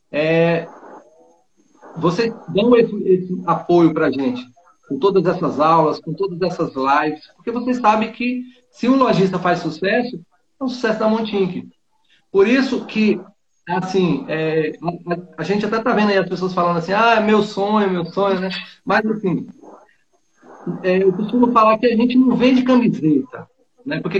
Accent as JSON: {"language": "Portuguese", "town": "Bonito", "region": "Bahia", "country": "Brazil", "said": "Ah, eu sou aqui da Bahia, interior da Bahia. É, a minha cidade, Ó. ela chama é, Bonito, o nome da cidade."}